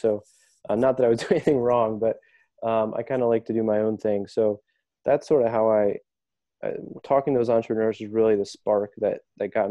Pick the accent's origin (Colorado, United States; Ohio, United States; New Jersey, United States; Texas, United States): Ohio, United States; Dayton; now in Chicago, United States; I grew up in Dayton, Ohio. And I moved to Chicago almost 17 years now